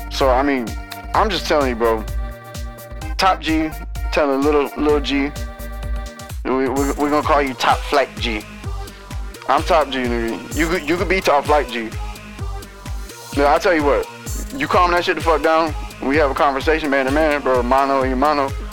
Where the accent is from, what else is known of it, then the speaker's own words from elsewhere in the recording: United States; as an American